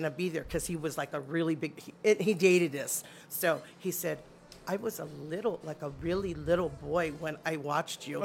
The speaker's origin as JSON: {"language": "English", "town": "Honolulu", "region": "Hawaii", "country": "United States", "tie": "born or raised there", "said": "Oahu, well, on the island of Oahu, but in New Valley. So Aina Haina, New Valley, Hawaii Kai. Valley and Hawaii Kai. And I grew up on Waikiki Beach."}